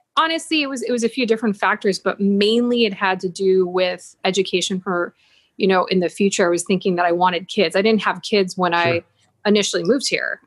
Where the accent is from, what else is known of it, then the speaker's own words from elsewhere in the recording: Buffalo, New York, United States; moved away; also born or lived in San Jose, Costa Rica; growing up in Buffalo, it's not very cultural